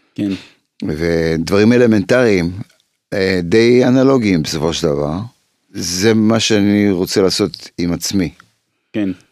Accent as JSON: {"language": "Hebrew", "country": "Israel", "tie": "born or raised there", "also_born_or_lived": "Poland", "said": "כשגדלתי פה"}